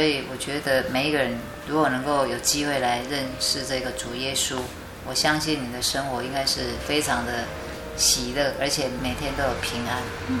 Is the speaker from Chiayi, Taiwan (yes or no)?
yes; Chiayi, Taiwan; 后来我毕业以后就回到我的家乡嘉义